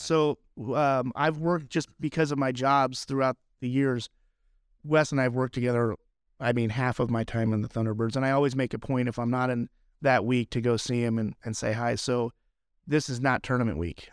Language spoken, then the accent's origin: English; Albuquerque, New Mexico, United States; I'm from New Mexico, so I grew up in Albuquerque